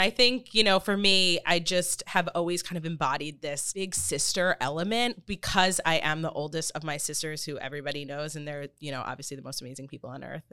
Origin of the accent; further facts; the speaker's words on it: Long Island, New York, United States; moved away as an adult; now in Florida, United States; I grew up on Long Island, um, moved to the city for high school